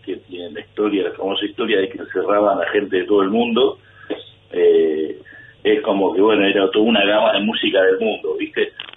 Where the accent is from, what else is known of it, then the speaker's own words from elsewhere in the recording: Laguna Paiva, Santa Fe, Argentina; moved away as an adult; now in Buenos Aires, Argentina; yo soy de Laguna Paiva, que es un pueblo, provincia de Santa Fe